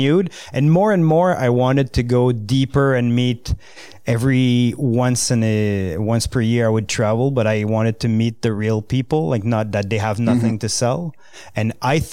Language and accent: English; L'Orignal, Ontario, Canada; first language French; English is a second language; It's in Lorignal, Eastern Ontario